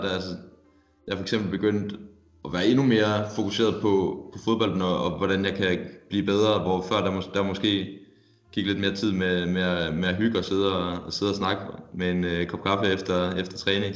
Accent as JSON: {"language": "Danish", "town": "Silkeborg", "region": "Central Denmark Region", "country": "Denmark", "moved": "yes", "said": "jeg kommer fra Silkeborg, hvor, hvor jeg har været i, jeg ved ikke, jeg ved ikke, hvor lang tid, men i hvert fald ti år"}